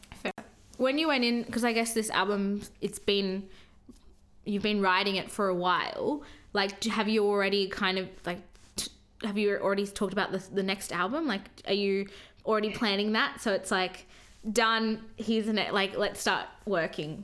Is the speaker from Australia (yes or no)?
yes; Sydney, New South Wales, Australia; I've lived here my whole life. I was born here.